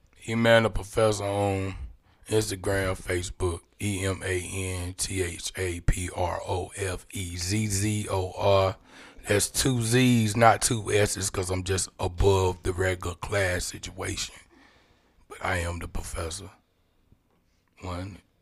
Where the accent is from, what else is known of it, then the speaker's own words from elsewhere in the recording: Clayton, North Carolina, United States; I'm from Jericho, man. Johnson County stand up, Clayton all day